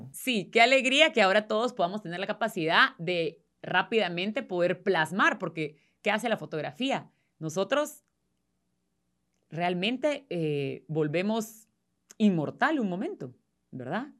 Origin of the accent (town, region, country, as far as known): Guatemala